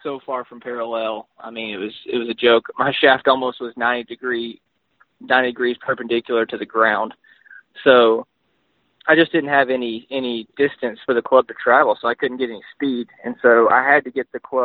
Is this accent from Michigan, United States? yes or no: no; Texarkana, Texas, United States; also born or lived in Arkansas; I grew up in Texarkana